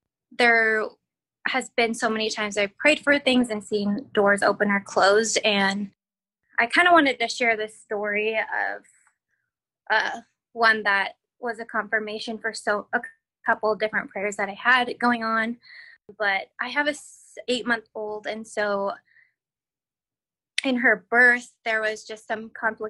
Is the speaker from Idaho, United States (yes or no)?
yes; Caldwell, Idaho, United States; I am from Caldwell, Idaho